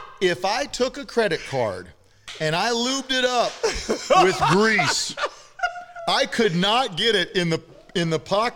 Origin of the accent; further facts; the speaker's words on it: South Dakota, United States; I'm from South Dakota.